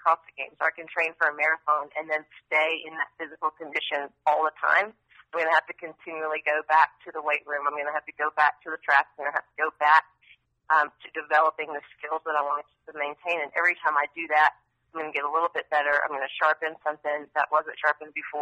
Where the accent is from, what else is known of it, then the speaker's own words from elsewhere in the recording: near Asheville, Western North Carolina, United States; moved away as an adult; also born or lived in Chapel Hill, North Carolina / Raleigh, North Carolina; now in Austin, United States; I grew up in near Asheville, so Western North Carolina, and then lived, in the mountains until I went to college